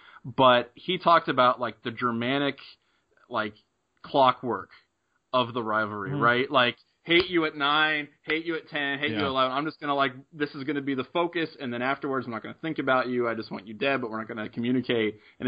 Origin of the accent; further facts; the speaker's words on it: Middletown, Ohio, United States; I remember growing up in Middletown